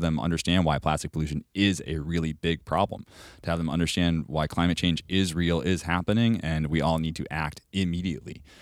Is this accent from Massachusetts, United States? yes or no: yes; Cape Cod, Massachusetts, United States; moved away; I'm from Cape Cod originally. So I'm born and raised, like, towny.